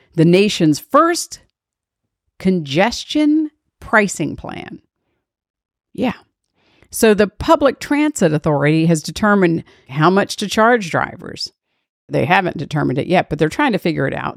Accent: Washington, District of Columbia, United States; I was born and raised in Washington, D.C.

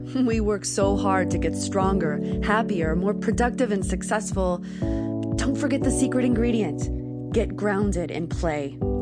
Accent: California, United States; growing up in California and being educated about earthquakes my entire life

